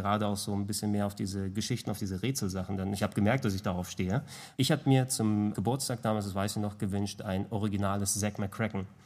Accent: Hamburg, Germany; first language Greek; German is a second language; ich bin in einem griechischen Haushalt groß geworden, hier in Hamburg, also in Hamburg geboren, in Deutschland geboren, aber dementsprechend in der Familie sprichst du natürlich nur Griechisch zu Beginn

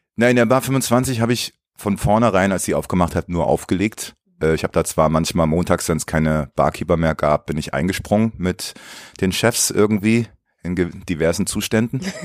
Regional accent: Baden-Baden, Baden-Württemberg, Germany; also born or lived in Leipzig; now in Berlin, Germany; dann bin ich mit meiner Mutter vor der Wende ausgereist und dann bin ich in Baden-Baden gelandet

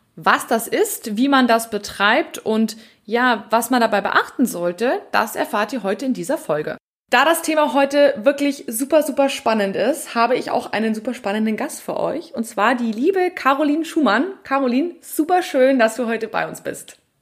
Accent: Bavaria, Germany; bei uns in Bayern

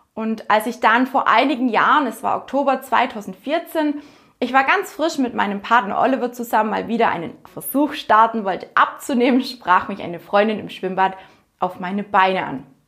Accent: near Günzburg, Bavaria, Germany; moved away; also born or lived in southern Black Forest; Aufgewachsen bin ich in einem kleinen Dorf in der Nähe von Günzburg.

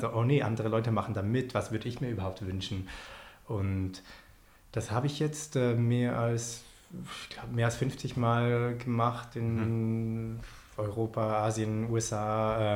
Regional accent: Switzerland; ich als äh, Schweizer

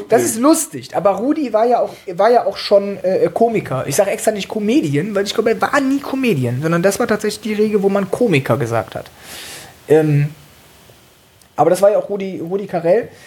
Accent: Cologne, North Rhine-Westphalia, Germany; Äh, ich komme aus Köln, das heißt, ich von klein auf höre ich Karnevalsmusik. Da habe ich auch angefangen zu, zu singen.

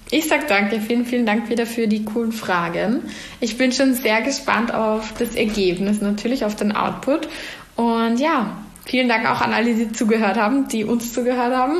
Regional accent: Vienna, Austria; ich bin gebürtige Wienerin, ähm, habe aber starke Wurzeln eben nach Salzburg ähm, durch meine Familie.

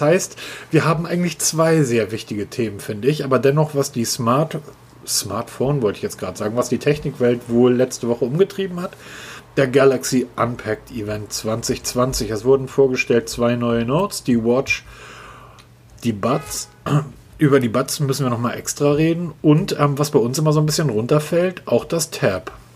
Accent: Northern Germany, Germany; für mich als Norddeutscher

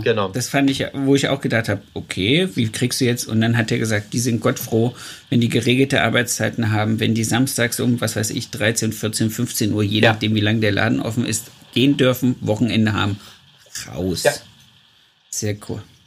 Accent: East Germany, Germany; weil ich bin ja im Osten groß geworden

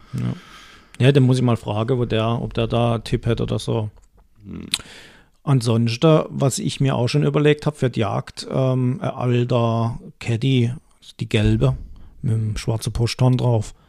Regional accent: Baden-Württemberg, Germany; bei uns in Baden-Württemberg

